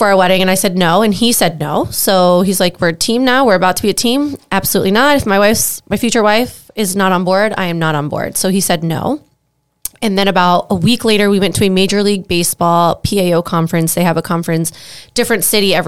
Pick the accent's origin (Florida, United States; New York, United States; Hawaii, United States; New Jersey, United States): Florida, United States; South; I'm from South Florida